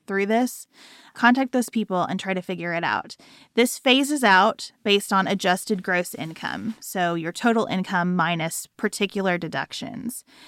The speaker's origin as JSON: {"language": "English", "country": "United States", "said": "as an American"}